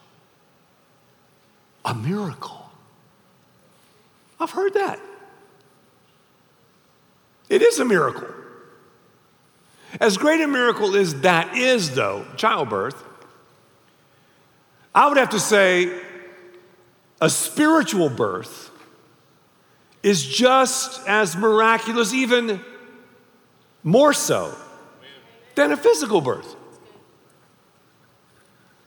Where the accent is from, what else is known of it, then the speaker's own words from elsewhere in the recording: Raleigh, North Carolina, United States; I was born in Raleigh, North Carolina